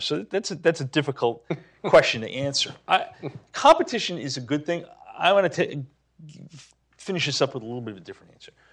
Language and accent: English; New Hampshire, United States; Seabrook Station Nuclear Power Plant, my home state